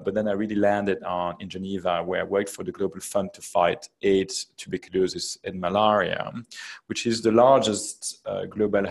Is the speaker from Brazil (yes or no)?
no; Belgium; moved away as an adult; also born or lived in United States; I come from Belgium. I studied in Belgium and then in the US.